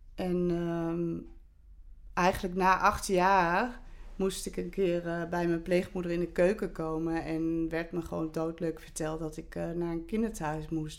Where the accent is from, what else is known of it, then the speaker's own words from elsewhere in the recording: Olst, Overijssel, Netherlands; ik ben in Olst geboren